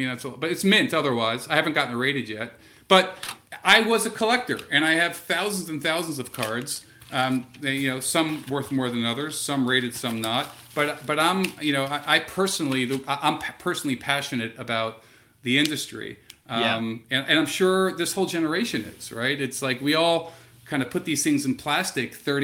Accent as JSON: {"language": "English", "town": "Silver Spring", "region": "Maryland", "country": "United States", "tie": "born or raised there", "said": "I grew up in Silver Spring, Maryland"}